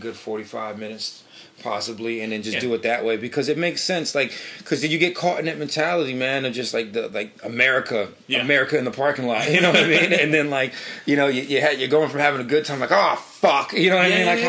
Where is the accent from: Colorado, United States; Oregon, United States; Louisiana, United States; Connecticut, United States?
Connecticut, United States; New Britain; also born or lived in New York City; we're born and raised in New Britain